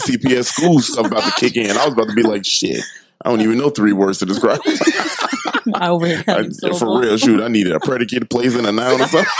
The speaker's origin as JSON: {"language": "English", "town": "Chicago", "region": "Illinois", "country": "United States"}